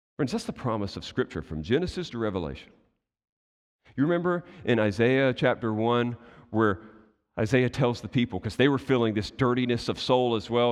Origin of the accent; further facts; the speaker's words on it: United States; I'm American too